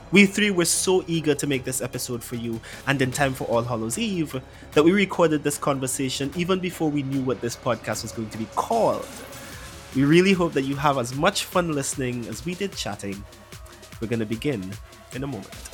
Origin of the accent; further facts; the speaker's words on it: Trinidad & Tobago; I'm a writer, poet, and performer from the lovely Twin Island state of Trinidad